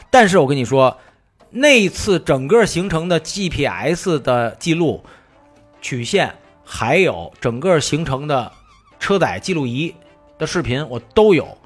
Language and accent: Chinese; Beijing, China; 以前咱们小时候在北京